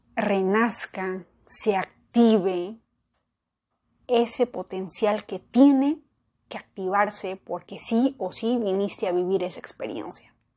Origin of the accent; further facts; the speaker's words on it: Peru; yo nací en Perú